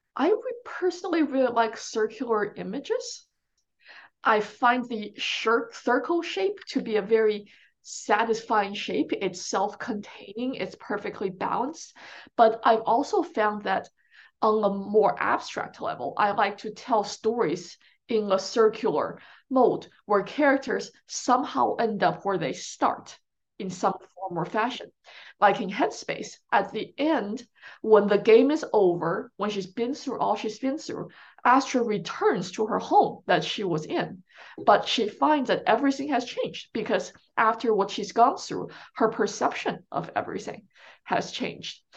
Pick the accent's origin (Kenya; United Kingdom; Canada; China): China; now in United States; growing up in China